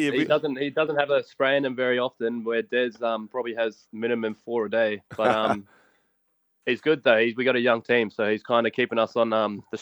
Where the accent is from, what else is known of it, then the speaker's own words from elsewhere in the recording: Ashmore, Queensland, Australia; also born or lived in Logan; I was raised in Ashmore, but I went to school at Palm Beach.